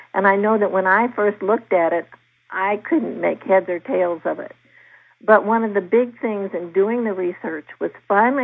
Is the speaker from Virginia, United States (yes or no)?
yes; Virginia, United States; in Virginia, my home state